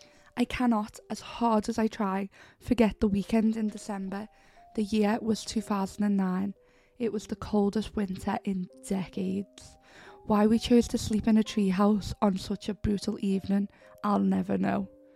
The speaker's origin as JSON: {"language": "English", "town": "Pendle", "region": "North West England", "country": "United Kingdom", "tie": "born or raised there", "said": "Of course, I grew up in Pendle, so it was hard to avoid general talks of witches, especially at Halloween."}